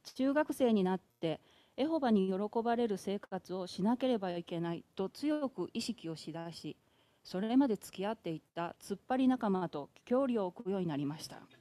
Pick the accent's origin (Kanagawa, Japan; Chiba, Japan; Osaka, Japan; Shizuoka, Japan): Osaka, Japan; Yao; accent: Kawachi dialect; moved away; 私は大阪府で生まれ結婚まで八尾市で過ごしました